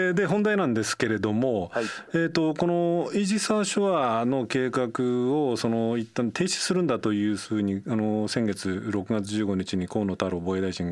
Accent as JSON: {"language": "Japanese", "region": "Nagano", "country": "Japan", "tie": "born or raised there", "said": "僕もあの長野の出身で地元には信濃毎日新聞っていうのがあってですね"}